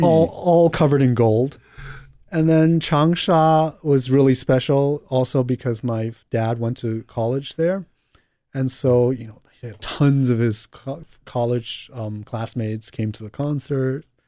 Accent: New York, United States; also born or lived in Hong Kong; I was born in Hong Kong and grew up in New York

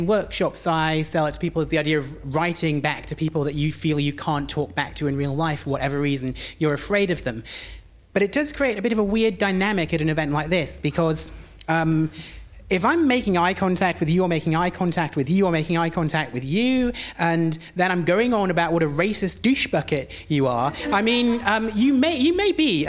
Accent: Washington, North East England, United Kingdom; I don't sound like I'm from Newcastle. I am from there. Well, actually, I'm from a town called Washington, which is just outside of Newcastle.

